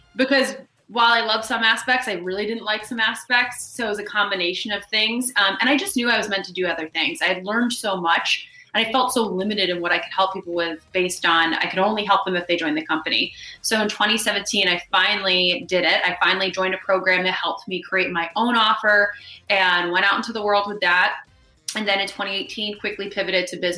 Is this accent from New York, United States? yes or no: yes; New York, United States; moved away as an adult; also born or lived in Los Angeles; I'm born and raised in New York